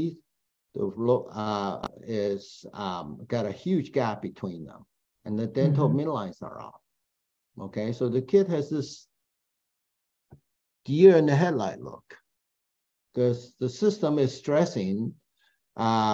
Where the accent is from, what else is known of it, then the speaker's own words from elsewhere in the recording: Taiwan; moved away; I'm from Taiwan